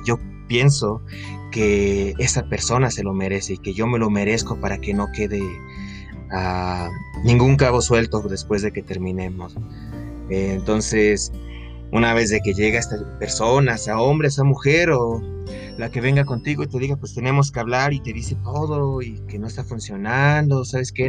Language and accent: Spanish; Querétaro, Mexico; yo soy de Querétaro, para los que no sepan, aquí en México.